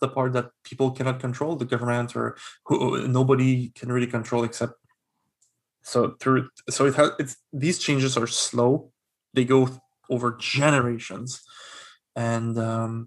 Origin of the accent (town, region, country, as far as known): Quebec, Canada